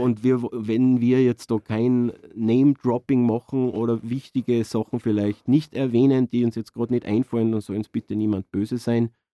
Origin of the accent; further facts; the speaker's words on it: Innergebirg, Salzburg, Austria; moved away as an adult; now in Salzburg, Austria; bin ich aus dem Innergebirg und bin auch dann in die Stadt gezogen mit Anfang 20